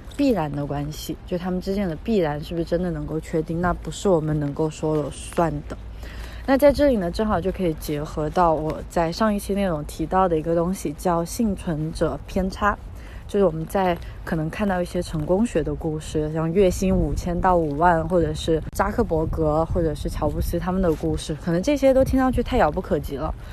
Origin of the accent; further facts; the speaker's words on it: China; 我们在国内长大，在马克思主义 哲学环境下长大